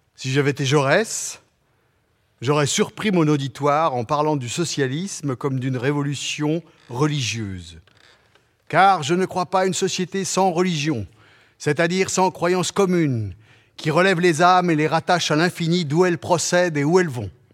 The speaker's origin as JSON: {"language": "French", "area": "Vendée", "region": "Pays de la Loire", "country": "France", "tie": "born or raised there", "first_language": "Patois", "second_language": "French", "said": "l'enfant de cette Vendée de paysans catholiques"}